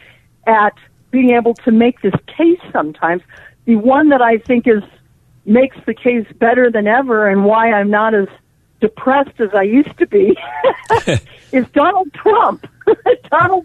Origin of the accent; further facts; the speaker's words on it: Colorado, United States; also born or lived in New York / Los Angeles; I live in Colorado. That's my hometown. I did live in New York and L.A. and other places.